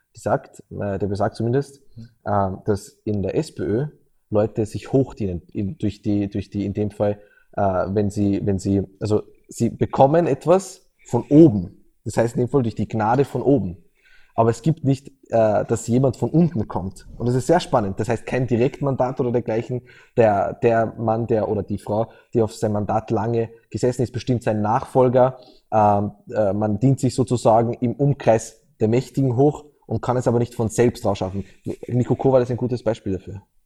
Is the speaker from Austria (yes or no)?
yes; Austria; als Österreicher